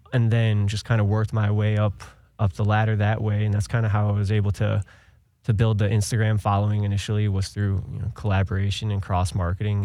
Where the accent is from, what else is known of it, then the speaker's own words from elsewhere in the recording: Cleveland, Ohio, United States; moved away; I was born and raised in Ohio, uh, Cleveland area.